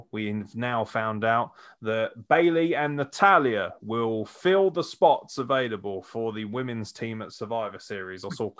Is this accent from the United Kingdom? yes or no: yes; United Kingdom; I am British.